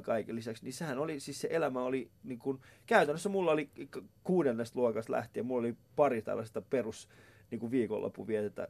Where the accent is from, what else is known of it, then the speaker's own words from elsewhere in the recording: Vantaa, Uusimaa, Finland; mähän asuin siis tuolla niin kuin, Päiväkummus lähellä Koivukylää